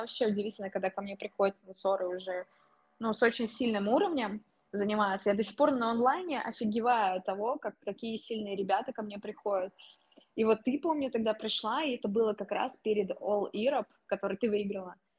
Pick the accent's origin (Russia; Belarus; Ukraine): Russia; also born or lived in Kazan